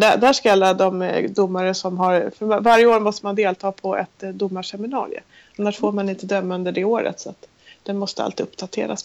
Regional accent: Sweden; vi var två stycken från Sverige

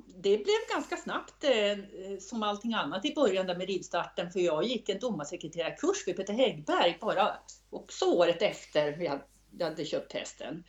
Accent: Östersund, Jämtland, Sweden; när jag växte upp i Östersund

